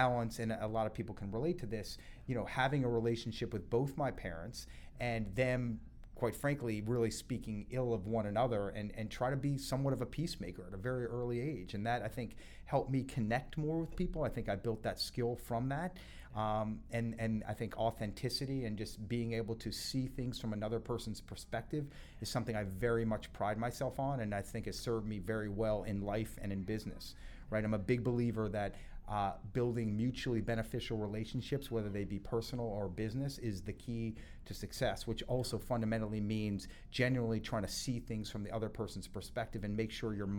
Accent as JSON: {"language": "English", "town": "Boston", "region": "Massachusetts", "country": "United States", "tie": "born or raised there", "also_born_or_lived": "New Jersey / Florida", "said": "So I was born in New Jersey. You're right. My parents got divorced before I can even remember, when I was actually briefly living in Florida with both of them. Yeah. When they got divorced, my mom moved to Boston, which is where I lived from the age of 3 to 10."}